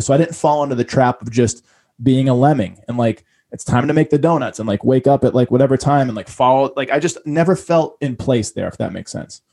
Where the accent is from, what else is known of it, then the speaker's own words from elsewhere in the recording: Boston, Massachusetts, United States; I grew up in Boston and I grew up very humbly, but I grew up right in front of the ocean.